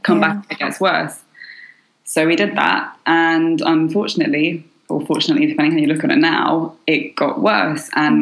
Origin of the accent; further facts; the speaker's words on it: London, United Kingdom; moved away as an adult; now in Paris, France; I'm from London, born to a French mother and a Chinese father.